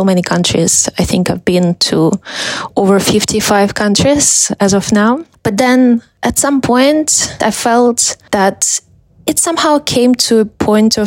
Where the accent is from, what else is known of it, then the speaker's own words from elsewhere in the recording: Russia; also born or lived in Moscow, Russia; I'm from Russia. I was born in a small town and moved to Moscow with my parents when I was a teenager